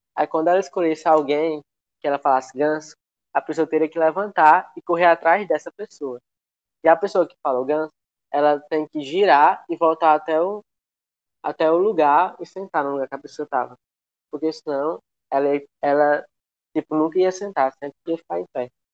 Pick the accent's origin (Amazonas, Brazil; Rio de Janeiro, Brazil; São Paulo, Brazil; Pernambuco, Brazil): Pernambuco, Brazil; eu sou de Pernambuco